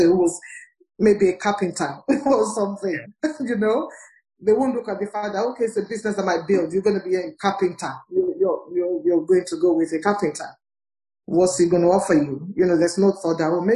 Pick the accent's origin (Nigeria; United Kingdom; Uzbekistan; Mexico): Nigeria; I'm from Nigeria